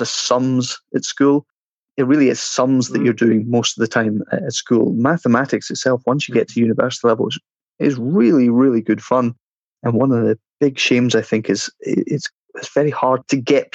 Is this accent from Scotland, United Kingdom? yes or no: yes; Kilmaurs, Scotland, United Kingdom; moved away as an adult; also born or lived in Glasgow; now in London, United Kingdom; I came from East Ayrshire. I grew up in a little village called Kilmaurs.